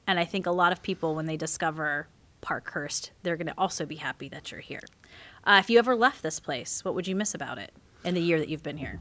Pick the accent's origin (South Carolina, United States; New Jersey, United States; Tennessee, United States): South Carolina, United States; I'm that redneck from South Carolina